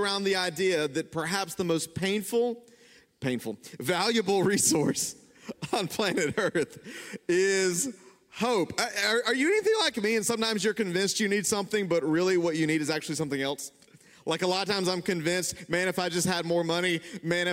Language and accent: English; the South, United States; I grew up in the South